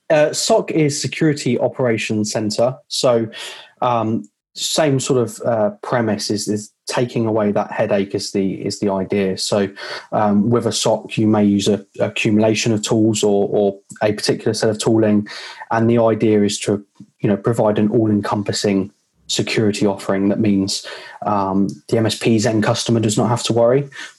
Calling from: Eastbourne, South East England, United Kingdom; I am calling you from the Sunshine Coast of Eastbourne, right on the south

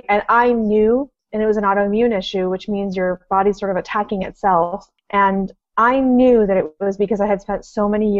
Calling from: Panama; I'm actually calling in from Panama.

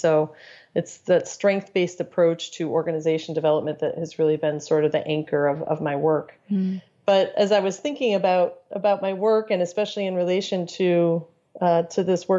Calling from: Cleveland, Ohio, United States; I am located in Cleveland, Ohio, in snowy Cleveland, Ohio.

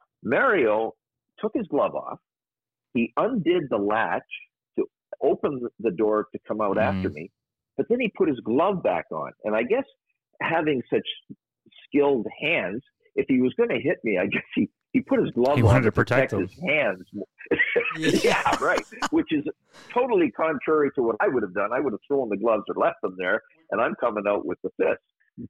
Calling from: Aruba; I'm calling you from Aruba, as a matter of fact.

